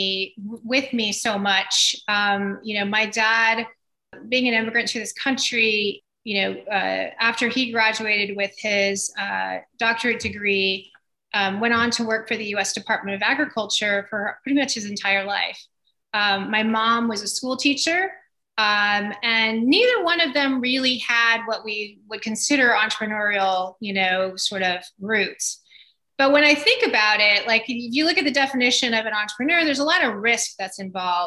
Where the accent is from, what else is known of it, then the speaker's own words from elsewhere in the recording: Winter Park, Florida, United States; also born or lived in Weslaco, Texas / Davis, California; when I was 6 years old, we moved to Winter Park, Florida, which is where I really grew up all the way through high school